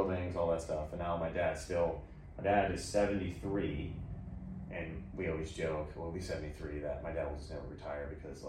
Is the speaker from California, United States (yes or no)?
yes; Ventura County, California, United States; also born or lived in Glendale, California / Eagle Rock, Los Angeles; And when I was six, they moved to the suburbs of LA in Ventura County.